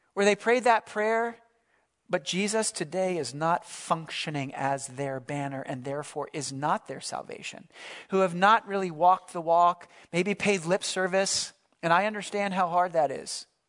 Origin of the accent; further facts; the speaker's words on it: Philadelphia, Pennsylvania, United States; I grew up in the Philadelphia area